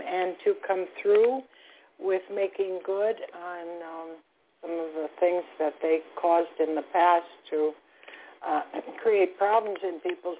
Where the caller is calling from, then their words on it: Florida, United States; I'm calling from Florida.